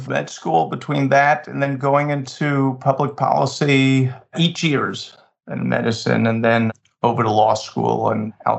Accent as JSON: {"language": "English", "area": "Long Island", "region": "New York", "country": "United States", "tie": "born or raised there", "said": "I grew up in New York, mostly on Long Island."}